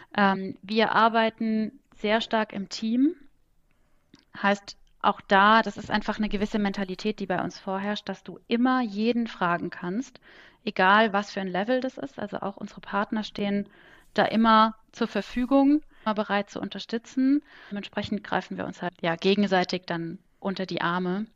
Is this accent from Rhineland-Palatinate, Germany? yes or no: yes; Kaiserslautern, Rhineland-Palatinate, Germany; also born or lived in Augsburg / France / Cologne; now in Bonn, Germany; gebürtige Kaiserslauterin